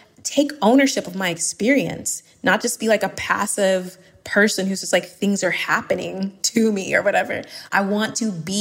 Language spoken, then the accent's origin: English; Suwanee, Georgia, United States; moved away as an adult; also born or lived in Barcelona, Spain / La Rioja, Spain; now in Valencia, Spain; I'm from Suwanee, Georgia